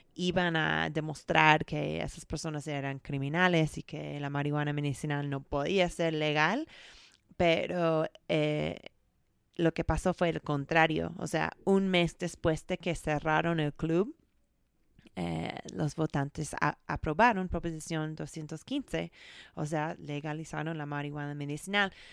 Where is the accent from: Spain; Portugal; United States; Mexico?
United States; San Francisco, California; soy de San Francisco, California